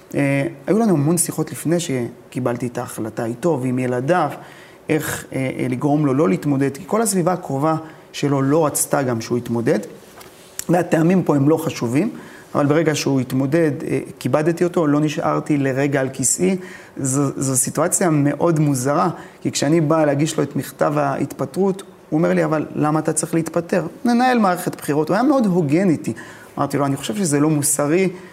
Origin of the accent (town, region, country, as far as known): Ashkelon, Southern District, Israel; born or raised there